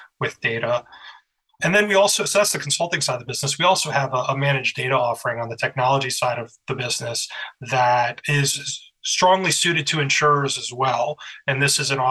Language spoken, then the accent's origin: English; Harrisonburg, Virginia, United States; also born or lived in Skokie, Illinois / Florida Keys; now in Chicago, United States; I was born in Skokie, Illinois, but I grew up in Harrisonburg, Virginia, in the beautiful Shenandoah Valley